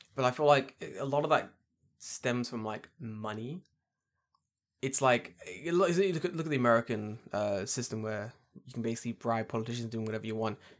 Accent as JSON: {"language": "English", "country": "United Kingdom", "said": "I'm so glad I'm British"}